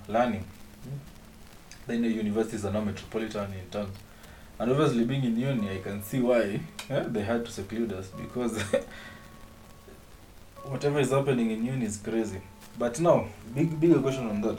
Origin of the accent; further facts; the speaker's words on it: Kenya; as a Kenyan